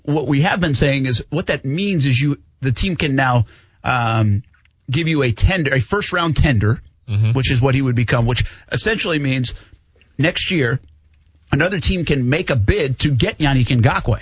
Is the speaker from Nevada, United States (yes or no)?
no; Providence, Rhode Island, United States; now in Jacksonville, United States; my hometown of Providence